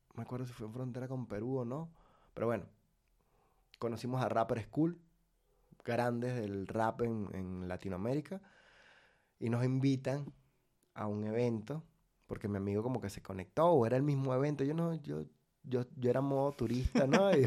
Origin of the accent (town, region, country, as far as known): Venezuela; moved away as an adult; also born or lived in Valencia / Maracay; now in Mexico